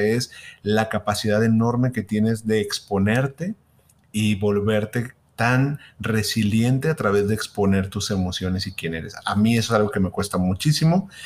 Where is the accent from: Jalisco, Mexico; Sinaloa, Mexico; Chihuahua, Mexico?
Jalisco, Mexico; Guadalajara; somos de Guadalajara